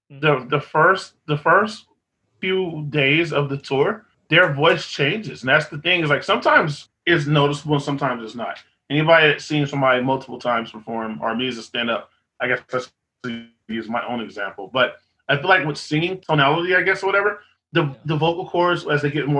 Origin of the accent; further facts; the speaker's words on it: Austin, Texas, United States; I'm from Austin